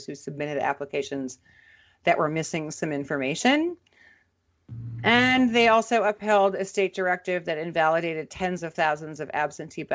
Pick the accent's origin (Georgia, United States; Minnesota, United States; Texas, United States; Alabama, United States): Minnesota, United States; my home state of Minnesota